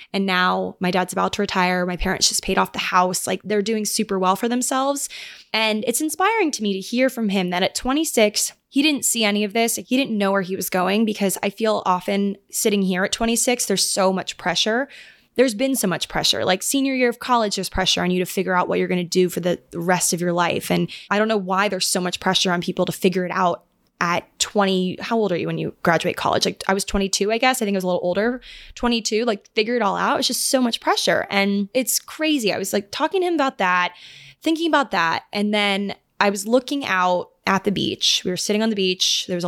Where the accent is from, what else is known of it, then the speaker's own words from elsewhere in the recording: Annapolis, Maryland, United States; born there; they were living together in this couple's upstairs room in downtown Annapolis, where I was born in Maryland.